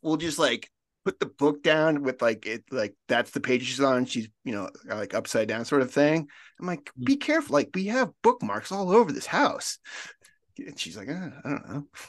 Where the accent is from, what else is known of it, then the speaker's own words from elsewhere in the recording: Colorado, United States; I'm from Colorado